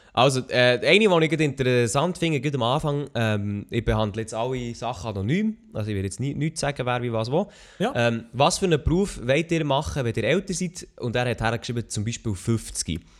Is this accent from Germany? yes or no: no; Switzerland; Ich bin Schweizer Podcaster, Streamer